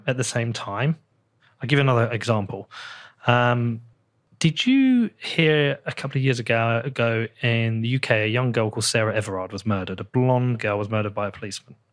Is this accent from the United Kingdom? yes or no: yes; United Kingdom; I feel relatively free as a British person.